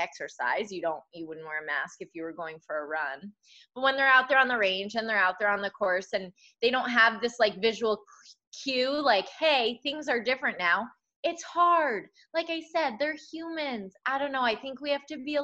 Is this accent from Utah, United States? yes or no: no; Connecticut, United States; Connecticut, my home state